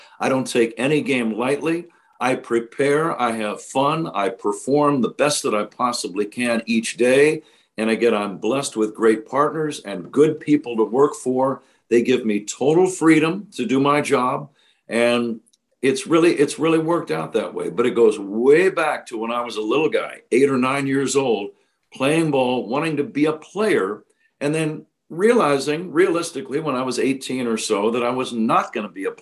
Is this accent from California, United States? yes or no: yes; San Jose, California, United States; growing up in San Jose, California